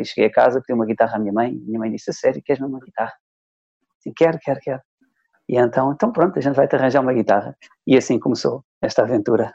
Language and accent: Portuguese; Trás-os-Montes, Norte, Portugal; also born or lived in Soeira; now in Lisbon, Portugal; estava de férias lá na, na minha terra, em Trás-os-Montes